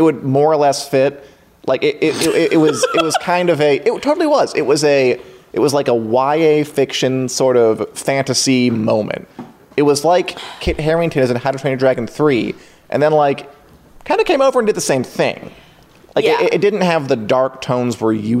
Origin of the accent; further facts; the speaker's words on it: Midwest, United States; I'm from the Midwest.